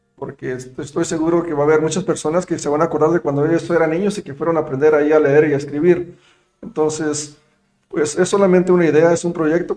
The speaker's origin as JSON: {"language": "Spanish", "country": "Mexico", "also_born_or_lived": "United States", "moved": "yes", "said": "yo obviamente soy mexicano, pero me siento muy orgulloso de serlo"}